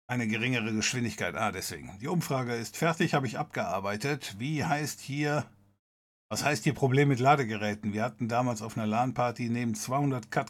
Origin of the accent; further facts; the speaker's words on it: West Germany, Germany; aber es hieß damals, weil ich komme aus Westdeutschland